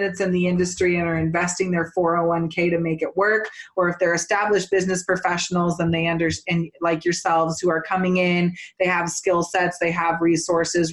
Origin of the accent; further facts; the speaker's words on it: Northern California, United States; now in Colorado, United States; I'm from Northern California.